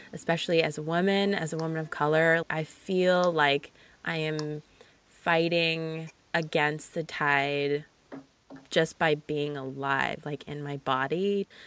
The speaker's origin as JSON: {"language": "English", "region": "Southern California", "country": "United States", "said": "I'm from Southern California"}